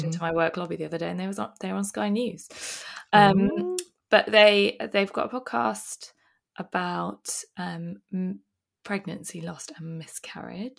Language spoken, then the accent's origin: English; England, United Kingdom; we're English